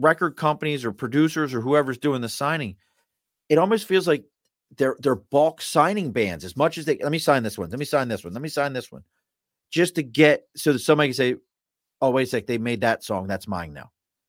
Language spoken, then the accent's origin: English; Chicago, Illinois, United States; We're from Chicago.